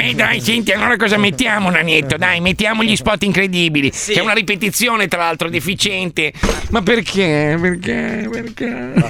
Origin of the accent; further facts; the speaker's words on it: United States; io poi tra l'altro sono cresciuto in America, la, la, diciamo la prima parte della mia mia vita l'ho fatta in America